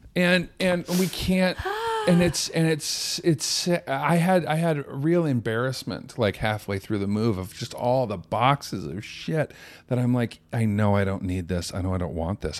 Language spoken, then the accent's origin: English; Sacramento, California, United States; also born or lived in Palm Springs, California; I grew up in Sacramento